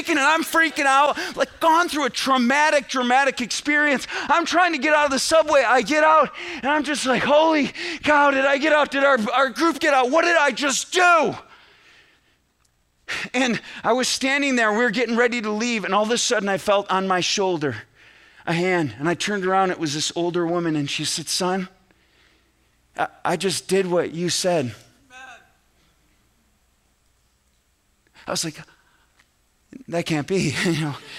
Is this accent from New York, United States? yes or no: yes; central New York, United States; I grew up in New York, central New York, but that's 6 hours from New York City